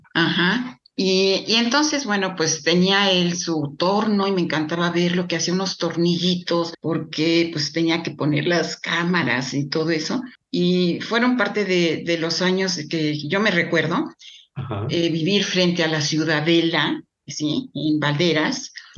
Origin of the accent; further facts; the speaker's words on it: Mexico City, Mexico; yo nací cuatro años después eh, ya en la Ciudad de México mis padres más instalados